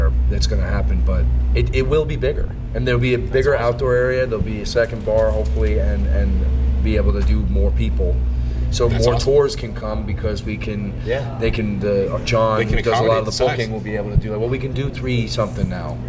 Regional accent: West Babylon, New York, United States; now in Nashville, United States; I'm still in West Babylon. I live most of the time now during COVID in Nashville. But like my family, my childhood home.

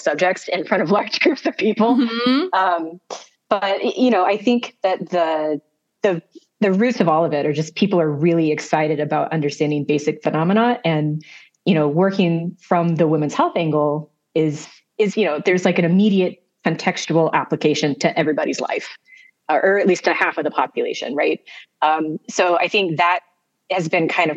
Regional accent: Southern Missouri, United States; moved away as an adult; now in Arizona, United States; I'm from Southern Missouri

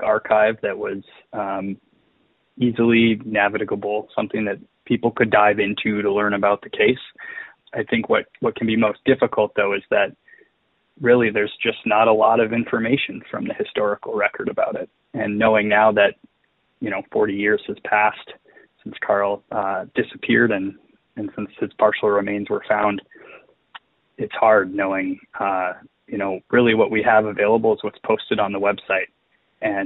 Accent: Lake Linden, Michigan, United States; I grew up in Lake Linden, Michigan, which is very close to the Calumet area

